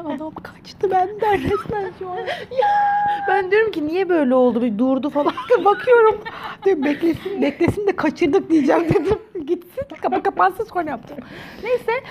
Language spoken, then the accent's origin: Turkish; Turkey; now in South Korea; Bir Türk olarak